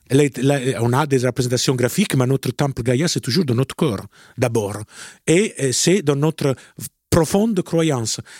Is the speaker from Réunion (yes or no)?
no; Italy; French is a second language; moi je suis italien